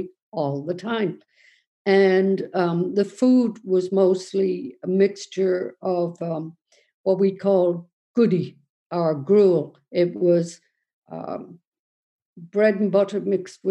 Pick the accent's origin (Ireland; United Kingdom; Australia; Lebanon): Ireland; Cork, Munster; now in Galway, Ireland; I was born in 1949 in Besborough Mother and Baby Institution.